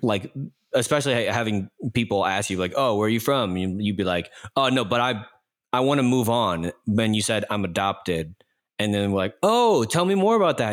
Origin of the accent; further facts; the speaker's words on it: Texas, United States; for me growing up, it was like, well, what does it mean to be Texan?